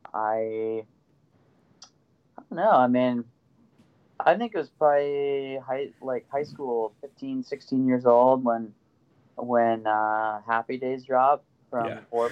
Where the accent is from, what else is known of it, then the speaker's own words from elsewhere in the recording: Sandpoint, Idaho, United States; I grew up in Sandpoint, Idaho.